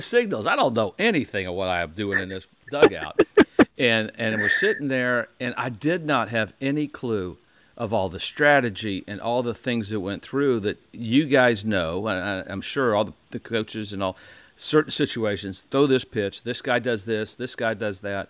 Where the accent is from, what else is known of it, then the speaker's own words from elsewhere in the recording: Indiana, United States; Growing up in Indiana, I was close to IU, Purdue, Ball State was all there